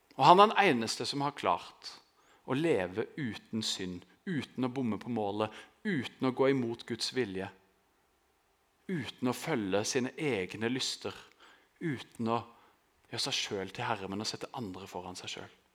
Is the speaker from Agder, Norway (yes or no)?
yes; Grimstad, Agder, Norway; jeg vokste opp i Østerud, som er liksom på beste vestkant her i Grimstad